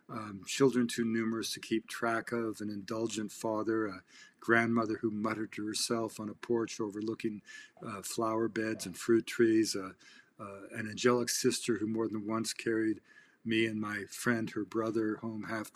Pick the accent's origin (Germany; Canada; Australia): Canada; as a Canadian